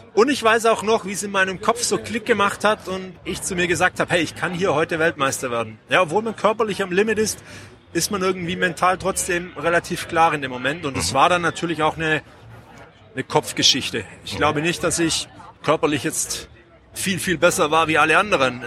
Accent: Mengen, Baden-Württemberg, Germany; now in Ulm, Germany; in Mengen, meiner Heimatstadt. Ja. Das äh, liegt im schönen Oberschwaben zwischen ganz grob äh, Sigmaringen und Bad Saulgau

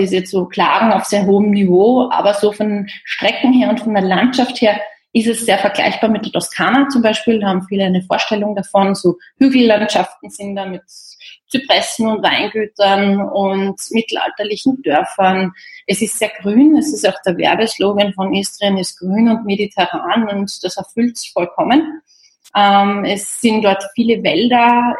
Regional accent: Austria; in Österreich erledigen und ja. habe jetzt zwei Tage Heimat

